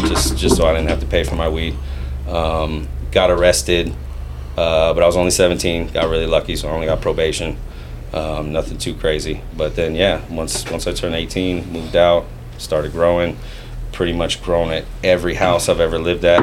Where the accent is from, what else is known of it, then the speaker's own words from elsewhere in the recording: Fairfield, California, United States; also born or lived in Vallejo, California; basically grew up in Fairfield, born in Vallejo, grew up in Fairfield